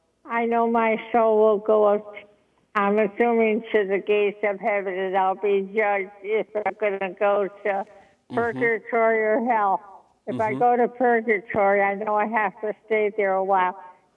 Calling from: Schenectady, New York, United States; Schenectady, New York.

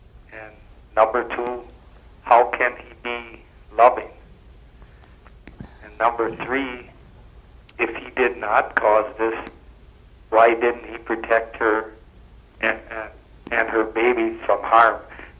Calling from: New Ulm, Minnesota, United States; I'm from New Ulm, Minnesota.

